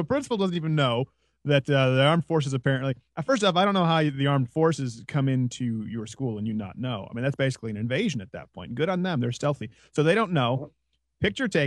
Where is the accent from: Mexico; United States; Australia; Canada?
Canada; Montreal, Quebec; moved away; I was raised in Montreal.